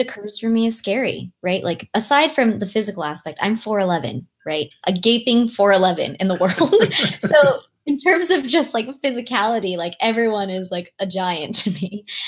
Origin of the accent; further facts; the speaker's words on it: Long Beach, California, United States; English is a second language; girl growing up in Long Beach, California